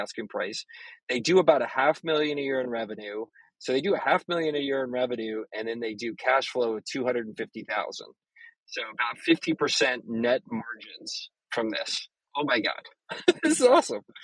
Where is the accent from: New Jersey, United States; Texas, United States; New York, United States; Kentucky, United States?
Texas, United States; as a Texan